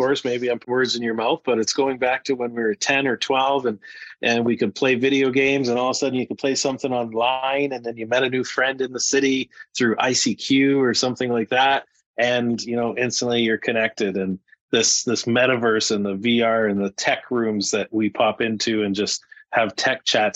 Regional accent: Regina, Saskatchewan, Canada; moved away as an adult; also born or lived in Calgary, Canada; now in Airdrie, Canada; I came to Calgary about 10 years ago. And before that, born and raised in Regina.

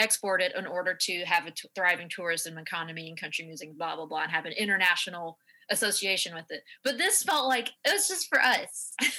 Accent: Tennessee, United States; I'm from Tennessee

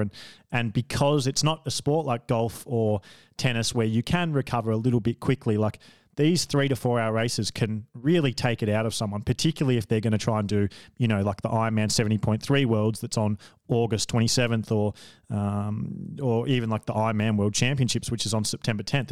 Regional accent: Australia; I'm an Australian

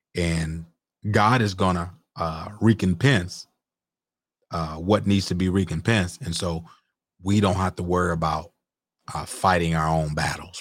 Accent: Mississippi, United States; I was born and raised in Mississippi.

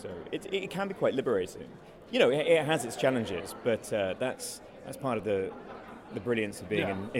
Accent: London, United Kingdom; me being a Brit over in London

